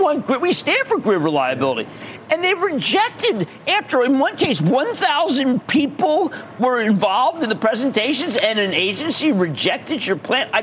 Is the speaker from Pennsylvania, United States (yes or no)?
yes; Philadelphia, Pennsylvania, United States; Philadelphia, my hometown.